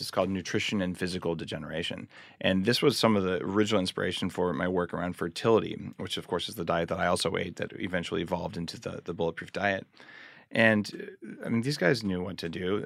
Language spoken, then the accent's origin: English; New Mexico, United States; I grew up in New Mexico